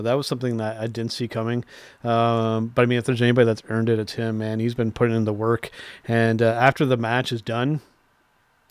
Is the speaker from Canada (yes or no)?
yes; Canada; I'm a Canadian